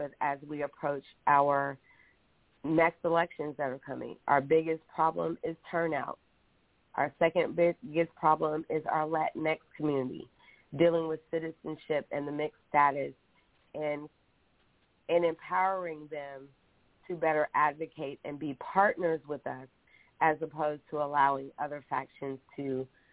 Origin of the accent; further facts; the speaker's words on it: Texas, United States; also born or lived in Galveston, Texas / Henderson, Texas; I grew up in Texas. I was born in Galveston between Baytown, Fresno, South Houston, Henderson